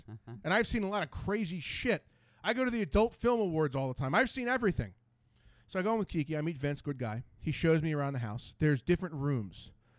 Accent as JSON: {"language": "English", "town": "Ambler", "region": "Pennsylvania", "country": "United States", "said": "Now, Ambler's like 5 minutes from here. I'm like, well, I'm from Ambler."}